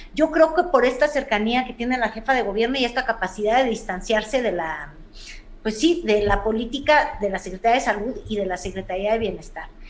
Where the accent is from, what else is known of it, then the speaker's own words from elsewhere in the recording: Mexico City, Mexico; como chilanga que soy